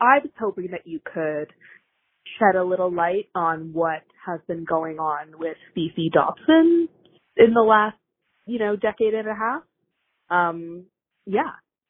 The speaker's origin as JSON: {"language": "English", "country": "Canada", "said": "So as a Canadian hooligan, I felt the need to call"}